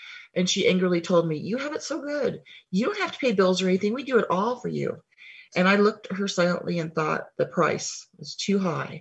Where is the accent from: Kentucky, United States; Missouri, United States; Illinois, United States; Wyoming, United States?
Wyoming, United States; now in Helena, United States; I currently live in Helena, Montana, but I grew up in Wyoming.